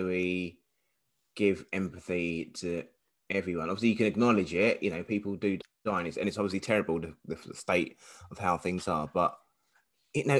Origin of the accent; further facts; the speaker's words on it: London, United Kingdom; growing up in East London